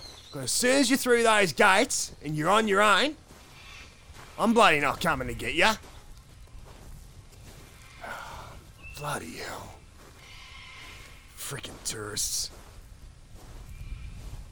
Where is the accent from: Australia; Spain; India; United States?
Australia; As an Aussie